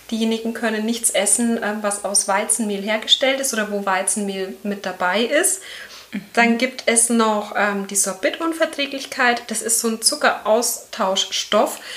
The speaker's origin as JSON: {"language": "German", "town": "Erlangen", "region": "Bavaria", "country": "Germany", "said": "ich komme aus Erlangen, bin 33 Jahre alt"}